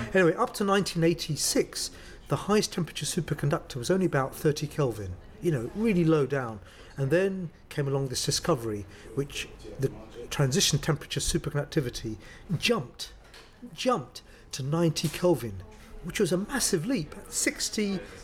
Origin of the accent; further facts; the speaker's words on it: London, United Kingdom; I grew up in a place called Crouch End.